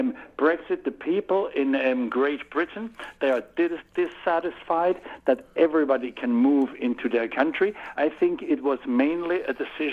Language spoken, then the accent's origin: English; Switzerland; accent: Swiss; English is a second language